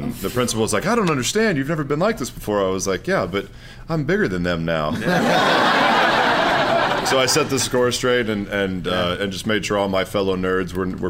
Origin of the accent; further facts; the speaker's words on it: Texas, United States; I'm from Texas.